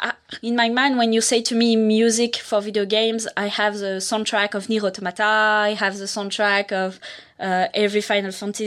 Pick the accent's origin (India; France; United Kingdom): France; English is a second language; now in Montreal, Canada; I have an accent. I'm from France.